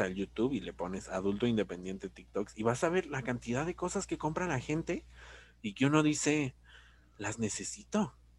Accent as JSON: {"language": "Spanish", "country": "Mexico", "said": "somos mexicanos"}